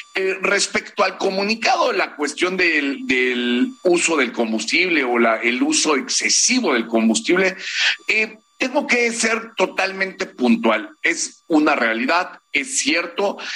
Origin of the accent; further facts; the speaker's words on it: Mexico; como pilotos mexicanos